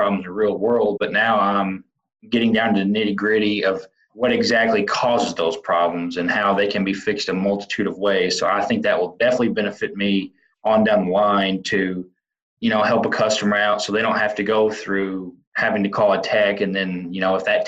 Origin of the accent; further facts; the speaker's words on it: Western Kentucky, United States; I'm originally from Western Kentucky